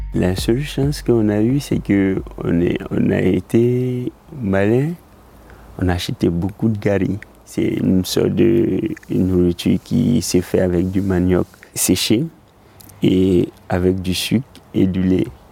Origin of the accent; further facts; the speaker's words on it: Côte d’Ivoire; moved away as an adult; J'ai quitté la Côte d'Ivoire avec le chapelet de mon père